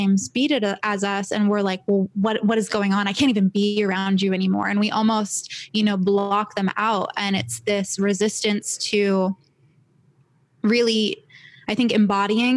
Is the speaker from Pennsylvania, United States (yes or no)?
no; Los Angeles, California, United States; also born or lived in San Diego; I was born and raised in LA. I was born in Santa Monica, grew up here.